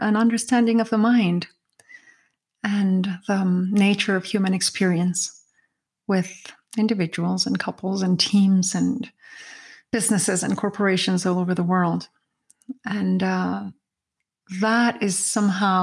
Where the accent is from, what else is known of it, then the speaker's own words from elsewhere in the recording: Mexico; I am from Mexico. I was born in Mexico.